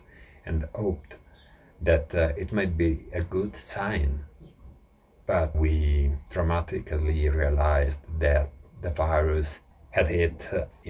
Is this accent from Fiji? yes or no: no; Bergamo, Lombardy, Italy; we are from Bergamo, we are from Lombardy